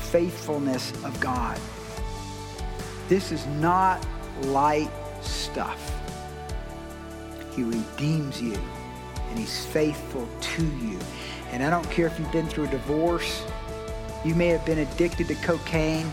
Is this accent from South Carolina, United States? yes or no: yes; South Carolina, United States; I grew up in the South, so I have felt that before for sure. I remember when we integrated schools in 1970 in South Carolina and I was going into the 7th grade